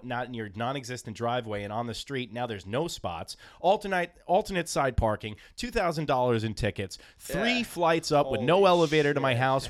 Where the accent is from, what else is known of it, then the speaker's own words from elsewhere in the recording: Babylon, New York, United States; moved away as an adult; now in Long Island City, United States; you really don't realize how much of a country boy you are until you move to Long Island City, because we grew up in Babel with the beach at the end of our block.